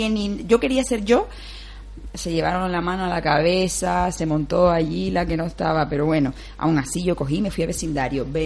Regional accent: Las Palmas, Canary Islands, Spain; aquí en Gran Canaria los que vivimos en Las Palmas somos de Las Palmas

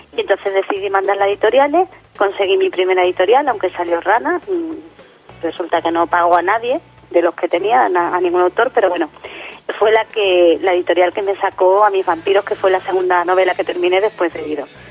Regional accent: Jerez de la Frontera, Andalusia, Spain; aquí en, en Jerez, mi tierra, eh, cuando era pequeña

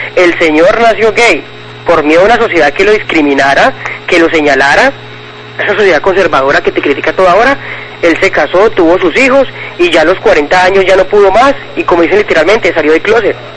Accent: Antioquia, Colombia; now in Cali, Colombia; yo soy antioqueña, de Antioquia, pero llevo pues mucho tiempo viviendo aquí en Cali, unos 15 años más o menos

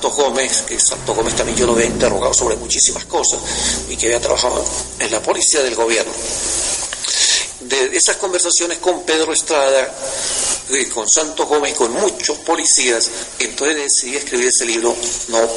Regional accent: Maracay, Aragua, Venezuela; yo fui un niño que me crié en Maracay y viví y supe lo que eran alpargatas y lo que era vivir en una hacienda y todo.

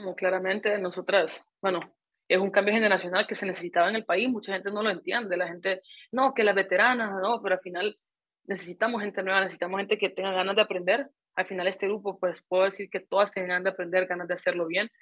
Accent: Honduras; al ser hondureño

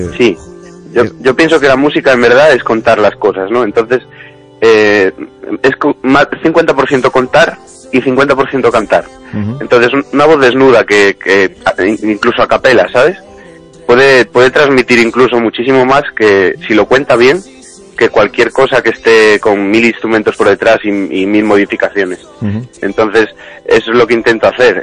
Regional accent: Ourense, Galicia, Spain; also born or lived in Barcelona; now in Madrid, Spain; siendo gallego

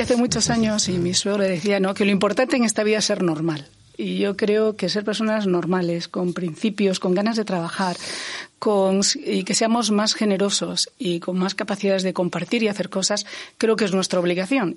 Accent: Ourense, Galicia, Spain; yo he nacido en Galicia, yo he nacido en Orense

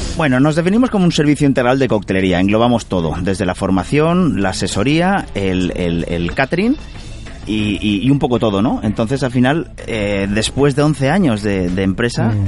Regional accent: Carcaixent, Valencian Community, Spain; yo nacido en Carcaixent y, valenciano

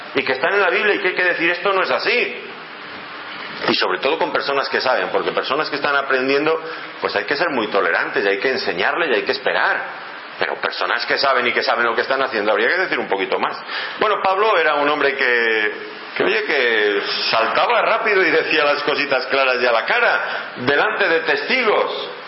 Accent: Ávila, Castile and León, Spain; allí de donde yo vengo, de Ávila

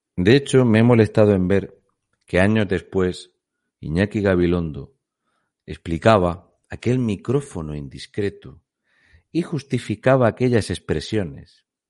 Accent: Region of Murcia, Spain; also born or lived in Canary Islands; soy un murciano encabronado

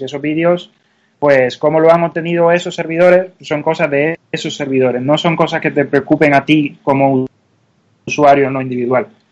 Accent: Cuba; now in Madrid, Spain; se nota a la vista que no soy de aquí, soy, soy cubano y, ya hace muchos años

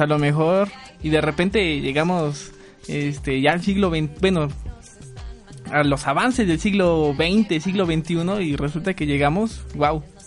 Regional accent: Tlaxcala, Mexico; Soy del estado de Tlaxcala

